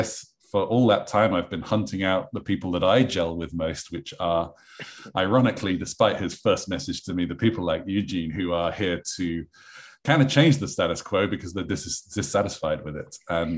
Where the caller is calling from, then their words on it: London, United Kingdom; I am from sunny London in England.